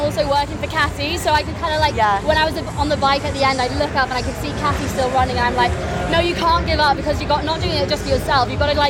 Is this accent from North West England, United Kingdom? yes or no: yes; Manchester, North West England, United Kingdom; now in London, United Kingdom; I'm from Manchester, but I live in London.